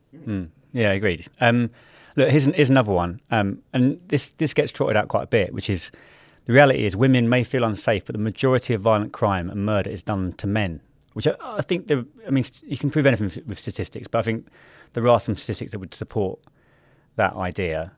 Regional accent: London, United Kingdom; growing up in South London in like the early um, 2000s

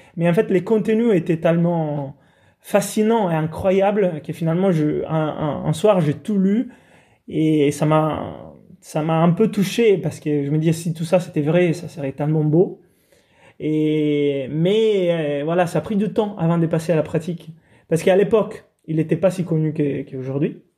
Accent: Italy; moved away; je suis italien, grandi sous la côte italienne

